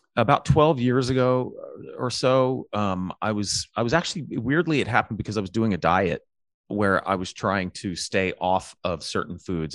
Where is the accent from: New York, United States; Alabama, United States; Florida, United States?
Alabama, United States; I grew up in the South. I grew up in Alabama